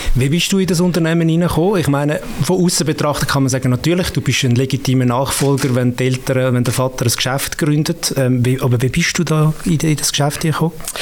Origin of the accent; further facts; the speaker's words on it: Winterthur, Zurich, Switzerland; Ich bin in Winterthur aufgewachsen